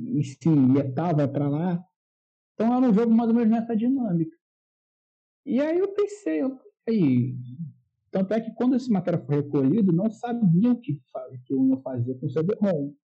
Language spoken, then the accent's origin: Portuguese; Rio de Janeiro, Brazil; Eu sou carioca